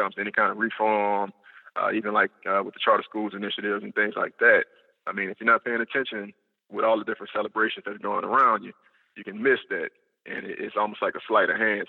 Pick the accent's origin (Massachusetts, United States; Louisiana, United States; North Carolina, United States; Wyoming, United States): Louisiana, United States; New Orleans; also born or lived in Florida; I'm a New Orleans native. I was born and raised in New Orleans East.